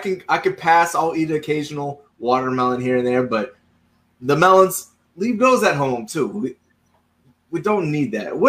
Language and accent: English; Charleston, South Carolina, United States; which I'm from Charleston